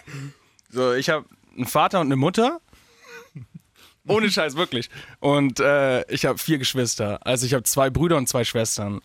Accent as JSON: {"language": "German", "town": "Augsburg", "region": "Bavaria", "country": "Germany", "said": "ich komme ja aus Augsburg, also wirklich aus Süden"}